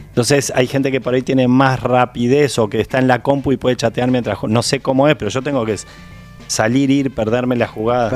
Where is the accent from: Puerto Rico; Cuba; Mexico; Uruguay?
Uruguay; soy un actor uruguayo